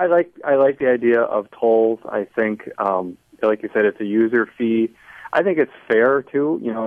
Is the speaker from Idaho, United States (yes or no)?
no; Seattle, Washington, United States; moved away; I grew up in Seattle, Washington.